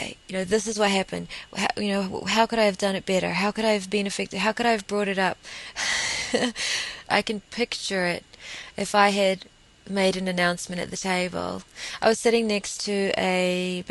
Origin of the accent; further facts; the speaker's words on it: New Zealand; we're more English over here.